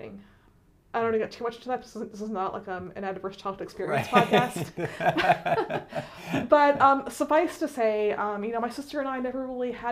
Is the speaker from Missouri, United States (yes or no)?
no; Philadelphia, Pennsylvania, United States; moved away as an adult; also born or lived in Doylestown, Pennsylvania; I was born and raised in Philadelphia